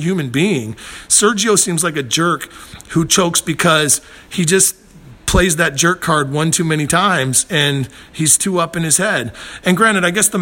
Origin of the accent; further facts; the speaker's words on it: St. Louis, Missouri, United States; now in Los Angeles, United States; I'm from St. Louis before I lived in L.A.